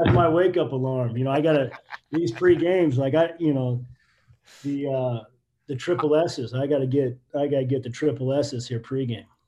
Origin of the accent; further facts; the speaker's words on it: Midwest, United States; moved away as an adult; I was living in the Midwest, growing up in the Midwest